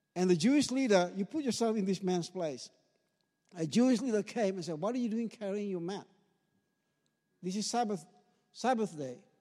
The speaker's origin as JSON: {"language": "English", "town": "Ambon", "region": "Maluku", "country": "Indonesia", "tie": "born or raised there", "moved": "yes", "lives_now": "Sherbrooke, Australia", "said": "I grew up in Ambon, in the, the island of Ambon"}